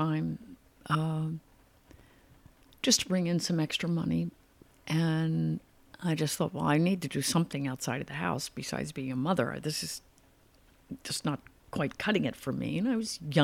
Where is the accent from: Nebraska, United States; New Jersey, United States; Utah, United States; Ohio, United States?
New Jersey, United States; Haddonfield; moved away as an adult; also born or lived in California; I grew up, it was near Philadelphia, I was in Haddonfield